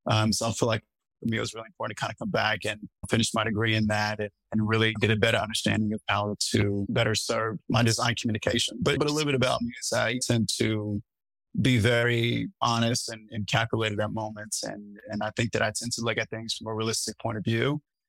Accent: Seattle, Washington, United States; I come from the West Coast, was born in Seattle, traveled a lot my time there, and then I ended up landing in California, but happened to be in New York at the moment.

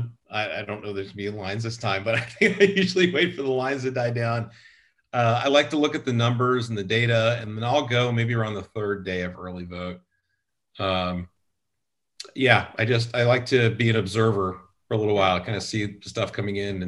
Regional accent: California, United States; now in Texas, United States; I'm originally from California.

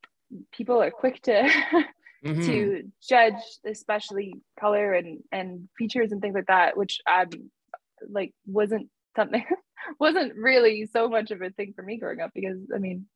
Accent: New Zealand; now in Canada; I am from New Zealand, and, you know, I come from a Cook Island family, you know, like that is like something that is like true. But it's interesting, like, living in Canada for so long and being Canadian

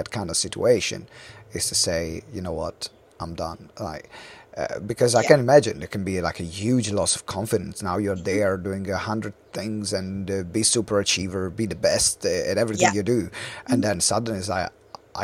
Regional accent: Italy; English is a second language; moved away as an adult; now in London, United Kingdom; I moved away from Italy

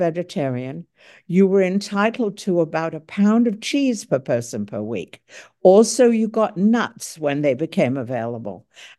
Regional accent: Croydon, London, United Kingdom; 162 of them landed in Croydon, my hometown, which is south of London proper.

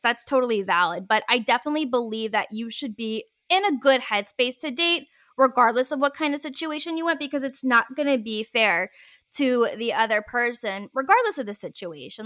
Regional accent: Virginia, United States; moved away as an adult; now in San Francisco, United States; I grew up in the South, like, I'm born and raised in Virginia

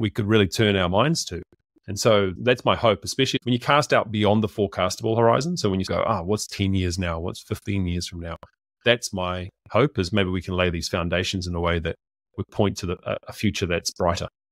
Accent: New Zealand; I'm a Kiwi

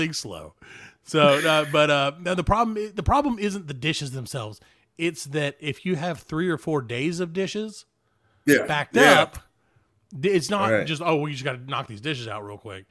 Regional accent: the South, United States; we're from the South

